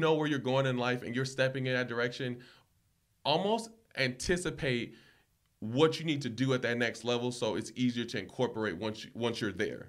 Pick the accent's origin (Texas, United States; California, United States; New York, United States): California, United States; Los Angeles; I grew up, uh, in the Crenshaw community